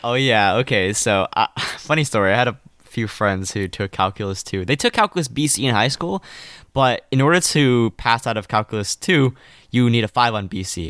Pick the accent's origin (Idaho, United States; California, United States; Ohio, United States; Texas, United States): California, United States; I'm from California